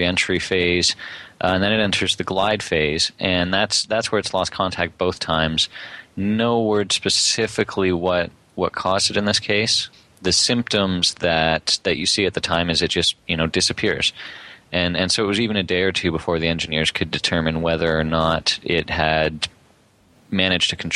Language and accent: English; Canada; as a Canadian who spent hours and hours and hours traveling across the country in airplanes